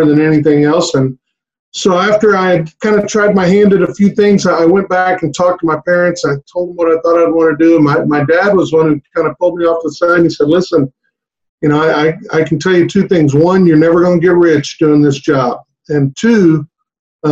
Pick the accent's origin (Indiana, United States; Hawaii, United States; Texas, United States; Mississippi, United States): Texas, United States; Harlingen; I grew up down in the valley, in Harlingen